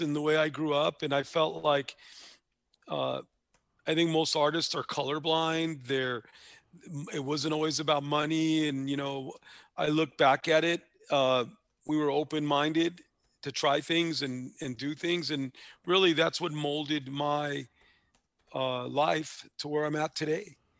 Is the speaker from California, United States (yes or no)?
yes; Los Angeles, California, United States; where I grew up in East Hollywood was probably three blocks from where Chavo grew up